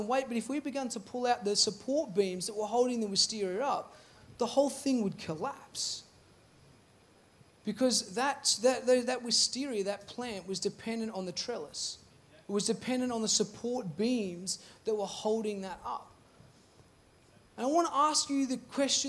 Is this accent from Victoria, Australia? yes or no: yes; Seymour, Victoria, Australia; I grew up in Seymour